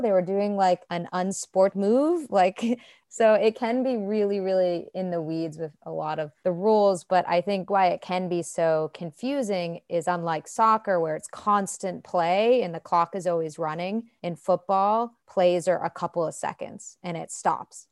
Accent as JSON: {"language": "English", "town": "Boston", "region": "Massachusetts", "country": "United States", "said": "I'm from Boston"}